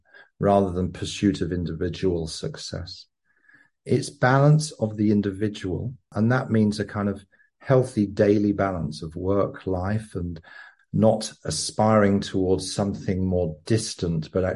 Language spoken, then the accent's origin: English; England, United Kingdom; moved away; also born or lived in London / Sydney / Copenhagen / Stockholm; I'm an Englishman who once was an enthusiastic corporate capitalist working in advertising and branding agencies in London, Sydney, Copenhagen and Stockholm